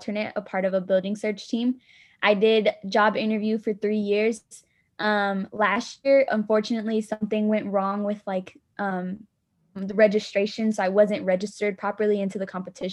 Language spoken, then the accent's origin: English; Dallas, Texas, United States; I'm actually from Dallas, Texas